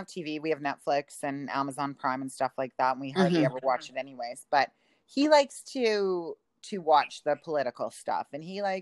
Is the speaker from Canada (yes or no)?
yes; Yorkton and Melville, Saskatchewan, Canada; born or raised there